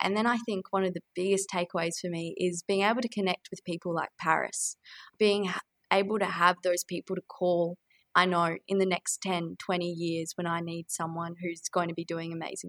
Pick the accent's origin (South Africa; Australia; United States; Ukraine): Australia; Brisbane, Queensland; also born or lived in Charters Towers; So I was born in North Queensland and spent a bit of time around Charters Towers. I moved to Brisbane when I was relatively young, but always went back.